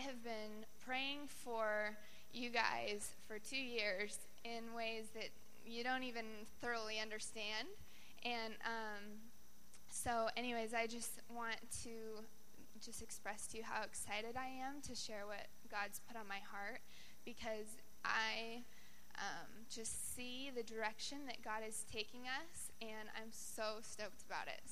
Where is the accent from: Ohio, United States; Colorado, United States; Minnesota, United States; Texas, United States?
Colorado, United States; moved away as an adult; now in Sacramento, United States; I'm from Colorado, and I came out here to do an internship